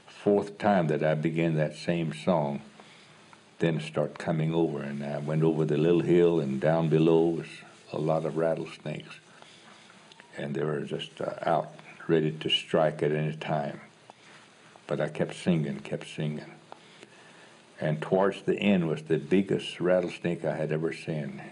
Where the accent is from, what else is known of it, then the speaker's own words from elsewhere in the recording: Oklahoma, United States; I'm from Oklahoma